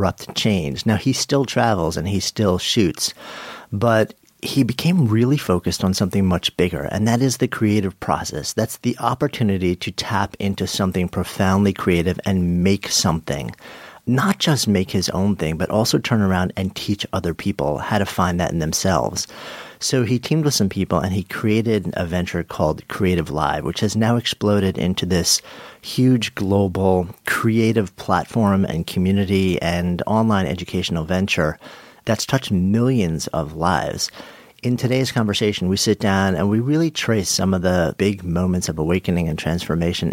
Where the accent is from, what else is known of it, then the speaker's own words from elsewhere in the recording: New York City, New York, United States; beautiful New York City, my hometown